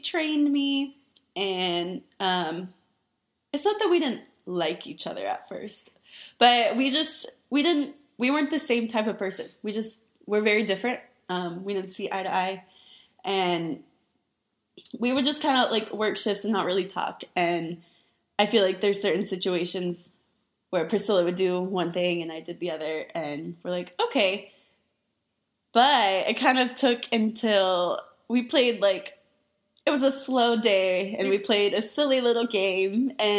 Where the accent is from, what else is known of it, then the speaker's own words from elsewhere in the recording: Austin, Texas, United States; also born or lived in San Marcos, Texas; I was born and raised in Austin, Texas. So I'm an Austinite